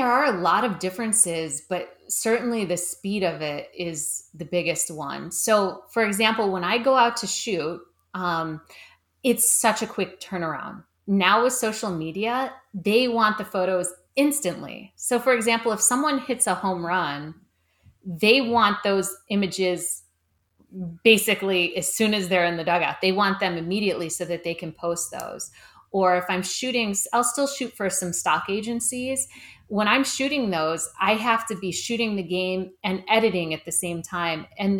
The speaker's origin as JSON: {"language": "English", "town": "Cleveland", "region": "Ohio", "country": "United States", "tie": "born or raised there", "moved": "as an adult", "lives_now": "Los Angeles, United States", "said": "No, I grew up in Cleveland, Ohio. Oh, right, Ohio. Cleveland. Mm-hmm. And then right after high school, I moved to LA."}